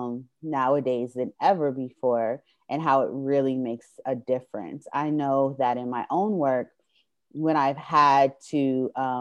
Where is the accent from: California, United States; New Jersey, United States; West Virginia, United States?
New Jersey, United States; moved away as an adult; now in Atlanta, United States; I grew up in New Jersey, so the culture was theater